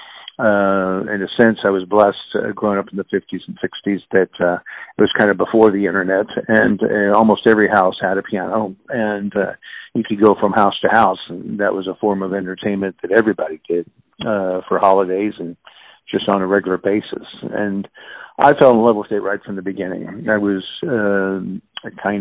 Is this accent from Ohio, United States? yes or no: no; Kansas City, Missouri, United States; I was born and raised in Kansas City. I'm a native Kansas Cityan, and grew up basically in the Brookside neighborhood.